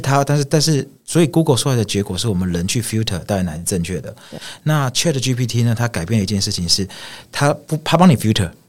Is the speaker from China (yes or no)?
no; Taiwan; 我是来自台湾